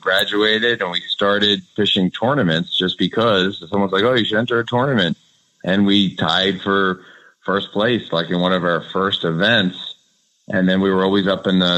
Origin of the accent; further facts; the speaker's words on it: Rockland County, New York, United States; I grew up in Rockland County, which is 20 minutes north of Manhattan